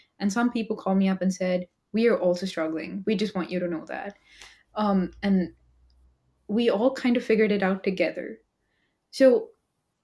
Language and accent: English; India; moved away as an adult; now in United States; as an Indian immigrant in the US, I came to the US to study engineering